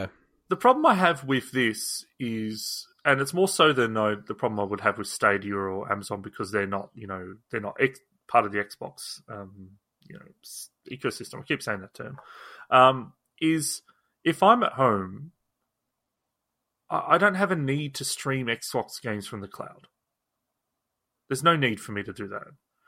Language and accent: English; Australia; I'm an Australian.